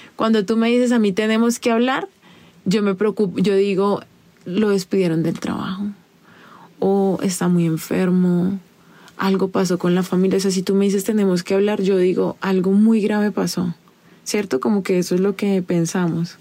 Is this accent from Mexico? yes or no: no; Colombia; a mí como colombiana